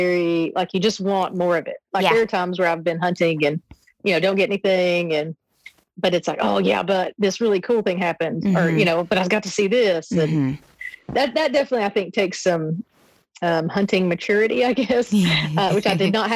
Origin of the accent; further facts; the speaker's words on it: Southeast Tennessee, United States; I grew up in Southeast Tennessee, so I grew up seeing those mountains my whole life